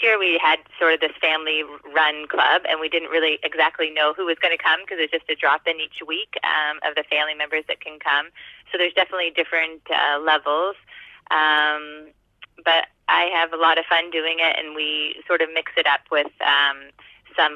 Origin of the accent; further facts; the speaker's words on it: Halifax, Nova Scotia, Canada; I'm from Halifax, Nova Scotia